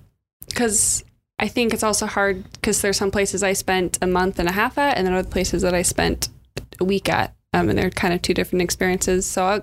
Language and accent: English; California, United States; I am originally from California, so I'm very much the typical California girl.